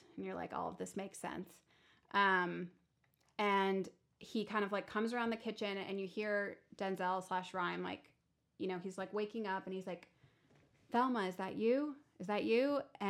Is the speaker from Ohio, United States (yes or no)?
no; Syracuse, New York, United States; I'm from Syracuse.